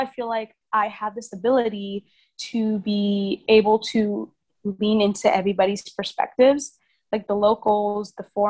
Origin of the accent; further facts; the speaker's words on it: Vietnam; I think growing up in Vietnam, the thing about the Vietnamese culture and being a foreigner in Vietnam is that the foreigner lifestyle and the Vietnamese lifestyle never integrate.